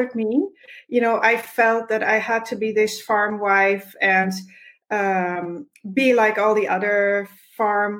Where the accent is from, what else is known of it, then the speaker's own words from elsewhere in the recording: Netherlands; moved away as an adult; now in Alberta, Canada; I was born in the Netherlands, and when I was 25, I married my husband, and when I was 30, we moved to Canada